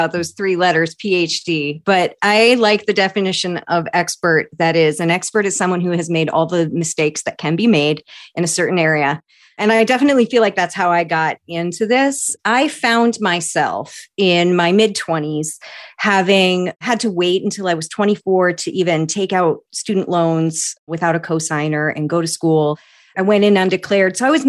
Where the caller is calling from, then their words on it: Maine, United States; I am in central Maine, in a little town of about 40,000 people, about an hour from Acadia National Park, surrounded by woods and mountains and ponds and rivers.